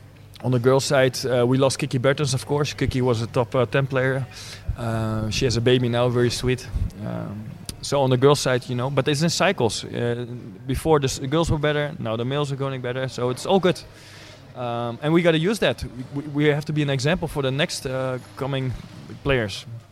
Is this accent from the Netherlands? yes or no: yes; Netherlands; English is a second language; I born and raised in Holland, but my mom, of course, is Russian.